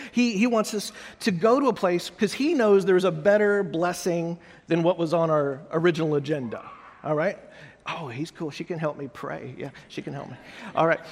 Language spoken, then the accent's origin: English; United States; also born or lived in Austin; I'm an American